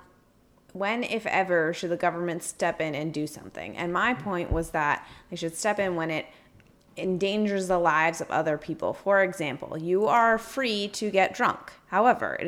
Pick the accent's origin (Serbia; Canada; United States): United States; I'm an American